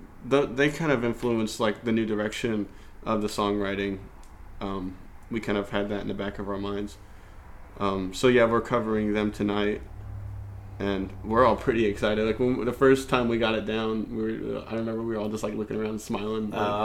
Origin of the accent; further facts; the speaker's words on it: Indianapolis, Indiana, United States; now in Evansville, United States; I'm not from Evansville, so I don't feel like I have a whole lot of room to talk, but... coming from Indy, the Indy area, it definitely seems like there's good music here